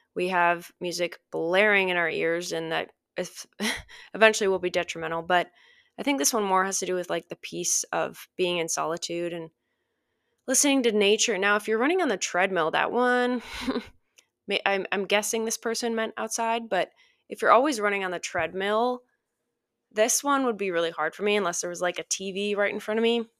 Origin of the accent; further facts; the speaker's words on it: Minnesota, United States; I grew up in Minnesota